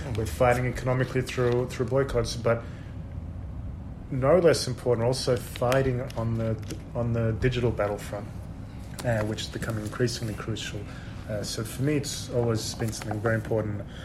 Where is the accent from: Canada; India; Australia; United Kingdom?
Australia; Sydney, New South Wales; moved away as an adult; also born or lived in Odessa, Ukraine; now in Israel; I grew up in Sydney